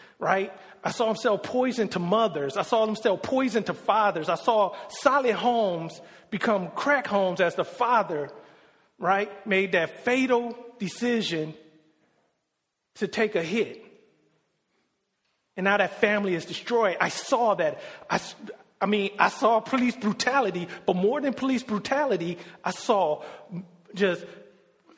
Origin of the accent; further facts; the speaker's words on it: Detroit, Michigan, United States; I grew up in Detroit, Michigan